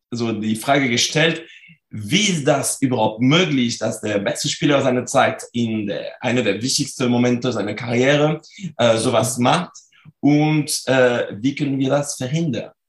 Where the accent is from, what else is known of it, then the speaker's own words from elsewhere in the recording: France; German is a second language; moved away as an adult; now in Cologne, Germany; Also ich komme aus Frankreich, wie man das mhm. noch sehr gut hören kann. Und ich ähm, wohne und arbeite in Köln äh, seit äh, jetzt äh, sind, sind zwölf Jahren. Ich bin für meine Promotion gekommen